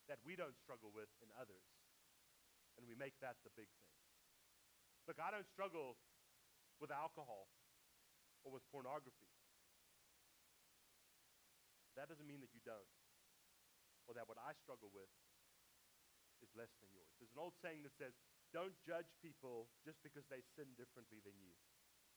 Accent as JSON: {"language": "English", "country": "South Africa", "tie": "born or raised there", "moved": "yes", "lives_now": "United States", "said": "I used to identify as more South African because that's where I grew up. Now I identify more as American because I've lived here longer."}